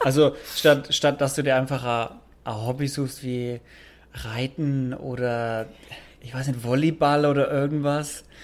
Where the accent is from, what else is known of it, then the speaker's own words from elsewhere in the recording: Bavaria, Germany; moved away as an adult; also born or lived in Nuremberg; now in São Paulo, Brazil; da, wo ich herkomme aus Bayern